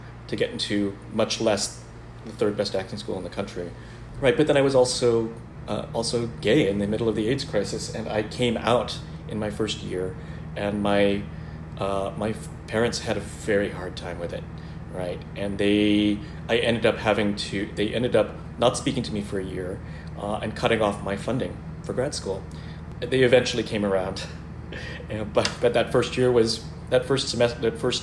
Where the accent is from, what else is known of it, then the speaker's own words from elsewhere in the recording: United States; So I am a Filipino-American man